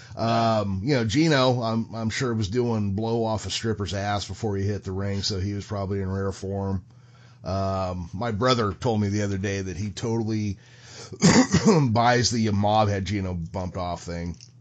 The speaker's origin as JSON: {"language": "English", "town": "Modesto", "region": "California", "country": "United States", "tie": "born or raised there", "said": "I grew up here in George Lucas's hometown, Modesto, California"}